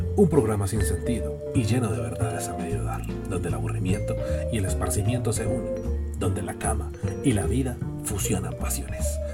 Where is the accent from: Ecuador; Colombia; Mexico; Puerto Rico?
Colombia; Cali, Valle del Cauca; Yo, yo soy caleño